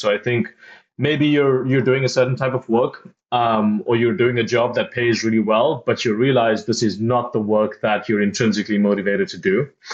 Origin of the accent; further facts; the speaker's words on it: South Africa; I grew up in South Africa